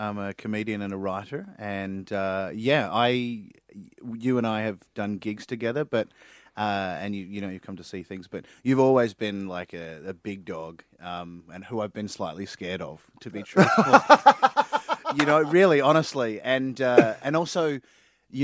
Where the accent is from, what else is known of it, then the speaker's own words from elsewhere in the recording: Queensland, Australia; I mean, I'm from Queensland and the only time you're ever allowed to promote yourself is, you know, promoting Origin and that you've watched it.